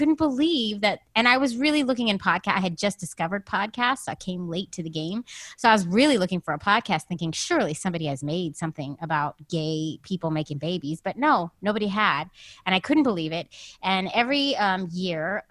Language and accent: English; San Francisco, California, United States; now in New York, United States; I'm from San Francisco. I live in New York with my wife and two kids